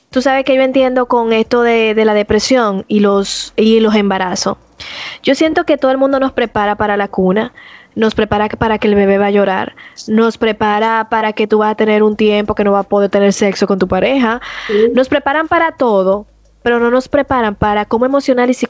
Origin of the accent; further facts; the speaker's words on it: Dominican Republic; somos dominicanos, si tú eres dominicana, tu mano arriba